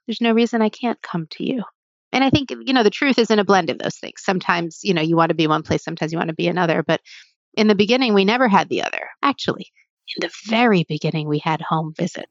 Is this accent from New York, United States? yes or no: no; New Jersey, United States; also born or lived in New Haven; when I was younger, I grew up in Jersey